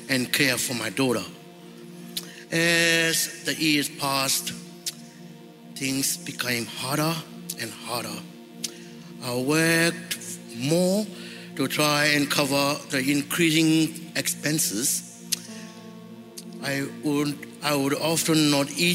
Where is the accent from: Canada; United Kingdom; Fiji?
Fiji; moved away as an adult; now in Brisbane, Australia; was born in Fiji and lived in a village. I grew up with my parents, my three sisters.